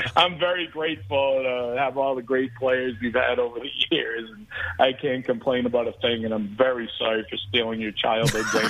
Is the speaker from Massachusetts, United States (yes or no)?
yes; Boston, Massachusetts, United States; I grew up in the Boston area, just diehard Boston sports.